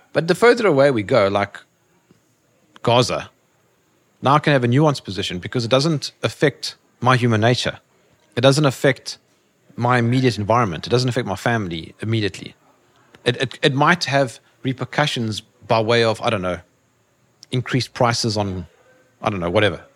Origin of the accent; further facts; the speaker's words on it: South Africa; I'm from Africa